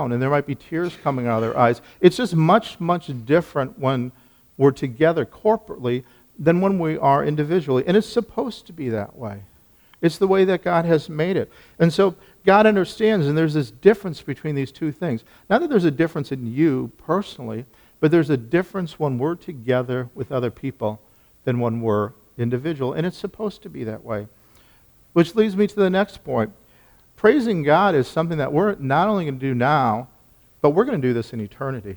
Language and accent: English; Minnesota, United States; I was born in Minnesota, finished family, went to a Lutheran church